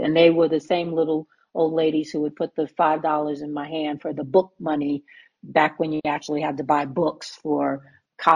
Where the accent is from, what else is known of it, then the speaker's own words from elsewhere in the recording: New York City, New York, United States; I was a New York City girl born and raised in Harlem